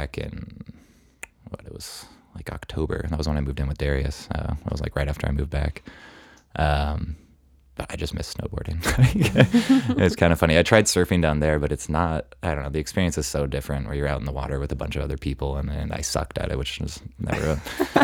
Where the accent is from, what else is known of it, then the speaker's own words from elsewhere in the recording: Bellingham, Washington, United States; moved away as an adult; now in Seattle, United States; I went to Western for a year just in my hometown